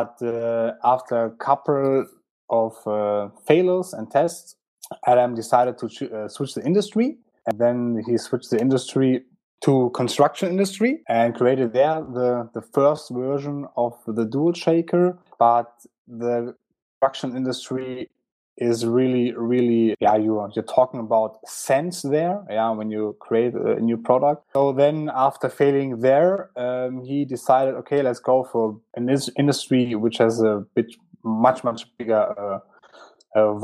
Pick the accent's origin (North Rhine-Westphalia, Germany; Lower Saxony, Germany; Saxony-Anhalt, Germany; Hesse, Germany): Hesse, Germany; Frankfurt; I was born in Frankfurt and raised in Frankfurt